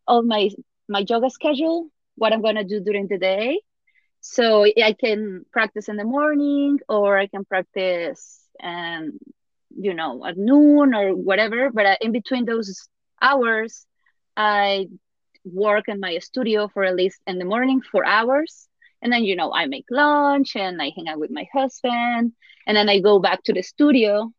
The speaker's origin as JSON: {"language": "English", "region": "Puebla", "country": "Mexico", "tie": "born or raised there", "moved": "yes", "said": "my hometown Puebla"}